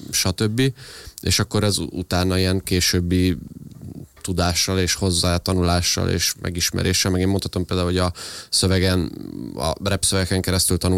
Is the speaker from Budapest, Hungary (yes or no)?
no; Eger, Heves, Hungary; én vidéki vagyok, Egerből származok